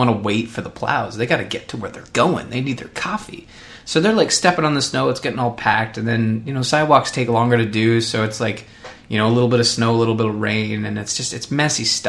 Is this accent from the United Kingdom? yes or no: no; Canada; I'm Canadian